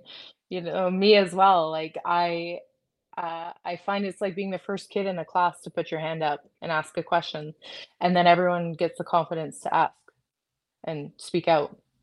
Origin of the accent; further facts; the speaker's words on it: Canada; I'm proud to be Canadian